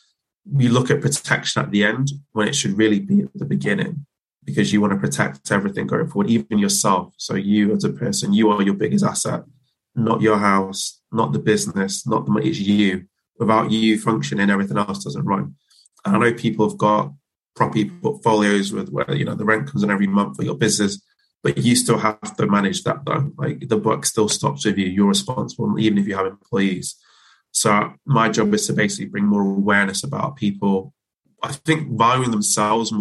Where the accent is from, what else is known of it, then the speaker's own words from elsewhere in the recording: Manchester, North West England, United Kingdom; moved away as an adult; also born or lived in Birmingham / New York; now in London, United Kingdom; I'm originally from Manchester, studied business at Birmingham.